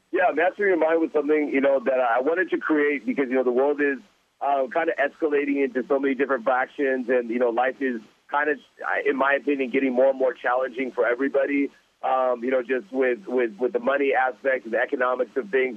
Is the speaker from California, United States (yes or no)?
yes; Anaheim, California, United States; growing up in Orange County